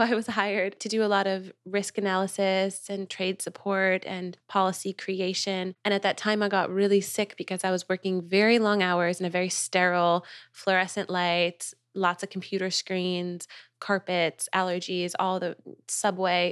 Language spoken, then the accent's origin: English; New York, United States; moved away as an adult; also born or lived in Los Angeles; now in Nosara, Costa Rica; I'm from New York, too.